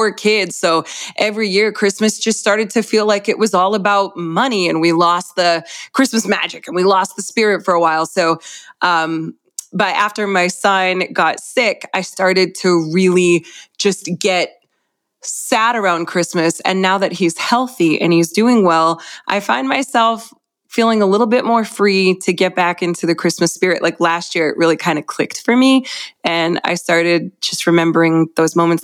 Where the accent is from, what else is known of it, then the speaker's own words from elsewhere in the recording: Massachusetts, United States; moved away; I'm originally from Massachusetts